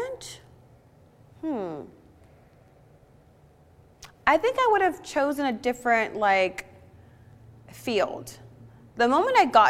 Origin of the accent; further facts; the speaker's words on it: Los Angeles, California, United States; also born or lived in San Antonio, Texas; I was adopted at 3 months old and brought to LA.